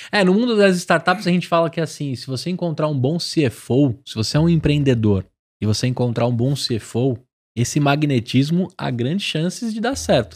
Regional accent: São Paulo, Brazil; Sou de São Paulo, natural

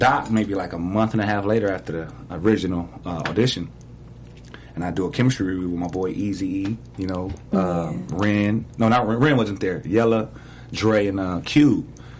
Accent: Los Angeles, California, United States; I grew up in South

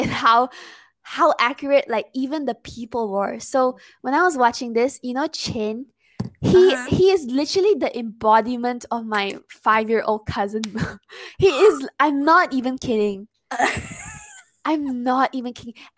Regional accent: Malaysia; I'm Malaysian

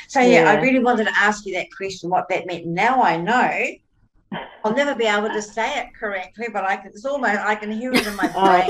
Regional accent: New Zealand; now in Australia; I look upon myself as I'm a Kiwi Aussie, and, you know, Tony's an Australian, this, and we're very relaxed and very casual.

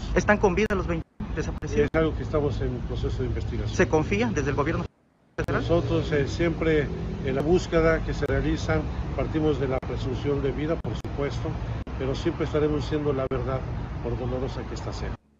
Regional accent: Tuxtla Gutiérrez, Chiapas, Mexico; como tuxlecos, como chiapanecos, como mexicanos

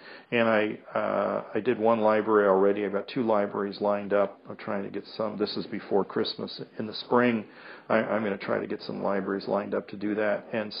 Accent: England, United Kingdom; I don't think it's England, being English, but big cities, people, you know, are kind of shut down.

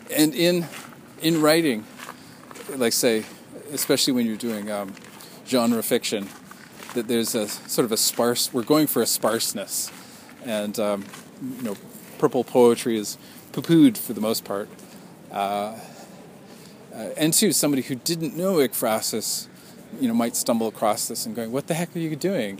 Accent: Canada; I'm Canadian

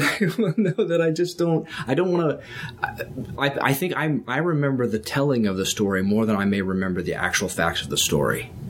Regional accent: Texas, United States; also born or lived in Virginia; I was born in Virginia, and uh, in 1969, and we moved to Texas in 1977

